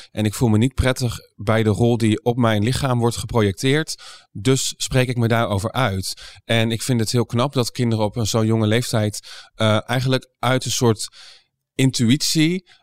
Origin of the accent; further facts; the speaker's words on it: Doetinchem, Gelderland, Netherlands; born there; Eh, ja, ik, ik ben eh, geboren in Doetinchem.